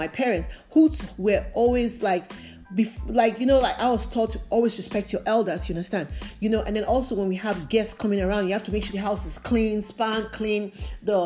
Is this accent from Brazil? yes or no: no; Nigeria; moved away; I grew up in Africa, in Nigeria